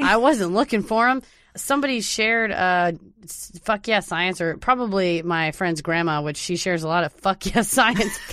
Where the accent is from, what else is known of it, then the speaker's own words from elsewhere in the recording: Mesquite, Texas, United States; I'm from Mesquite, Garland and Mesquite are next door